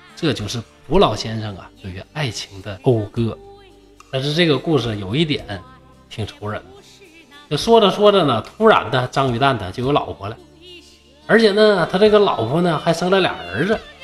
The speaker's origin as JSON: {"language": "Chinese", "country": "China", "said": "那这就是我们中国人浪漫的那种情怀"}